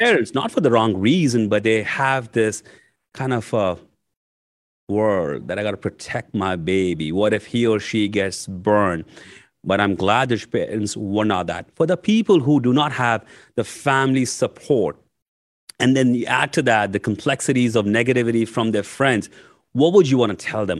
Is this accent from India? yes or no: yes; India; moved away as an adult; now in United States; I was nineteen year old when I came from India to U S to go to grad school.